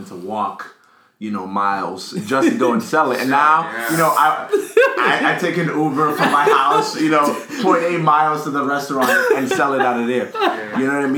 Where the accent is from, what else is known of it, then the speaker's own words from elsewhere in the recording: Accra, Greater Accra, Ghana; now in United States; Growing up in Ghana, I think I got here in 2002.